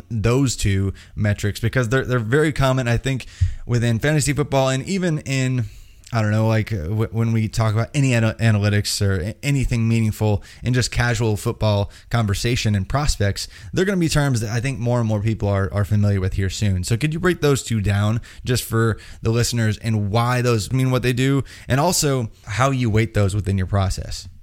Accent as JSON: {"language": "English", "region": "Indiana", "country": "United States", "said": "I'm from Indiana."}